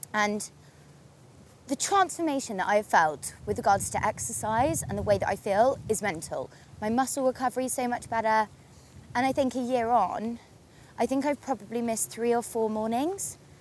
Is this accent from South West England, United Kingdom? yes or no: yes; Torquay, South West England, United Kingdom; now in London, United Kingdom; I grew up in Torquay on the sea